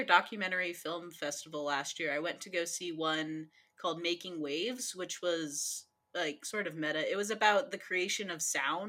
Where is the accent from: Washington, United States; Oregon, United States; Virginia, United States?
Washington, United States; Olympia